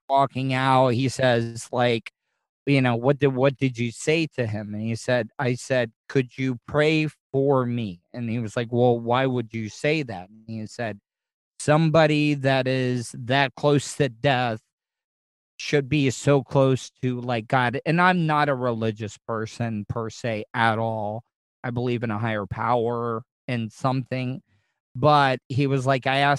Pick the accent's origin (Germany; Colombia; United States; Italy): United States; Volusia County, Florida; I grew up here in Volusia County